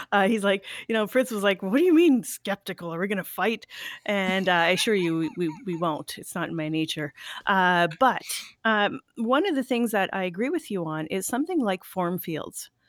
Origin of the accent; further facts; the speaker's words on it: Canada; being French Canadian.